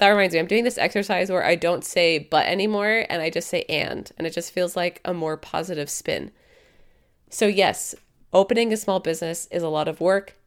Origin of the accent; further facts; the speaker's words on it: Canada; I'm a Canadian dietitian